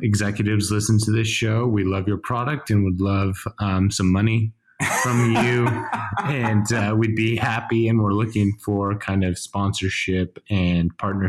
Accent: United States; I am the American of the bunch, the taller, the more tan

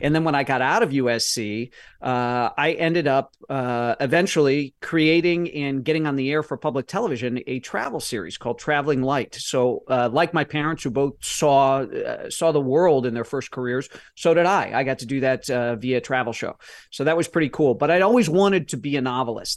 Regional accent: Midwest, United States; I'm from the Midwest and my parents are both business people

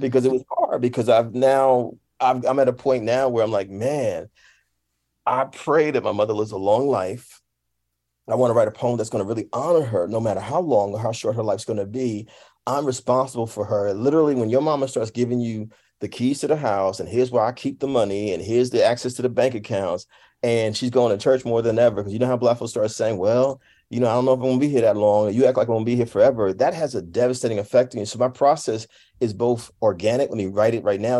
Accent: Jersey City, New Jersey, United States; moved away; Jersey City, my hometown, my home state

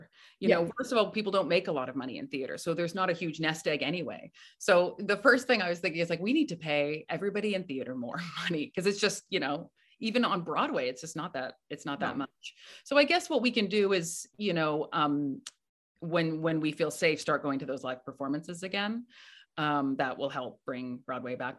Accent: Canada; now in New York, United States; I'm from Canada

